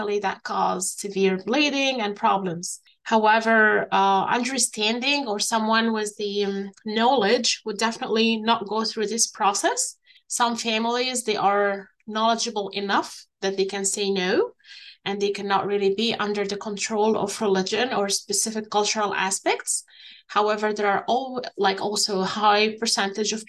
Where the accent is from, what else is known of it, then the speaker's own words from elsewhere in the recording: Egypt; I'm a Middle Eastern. I'm from Egypt.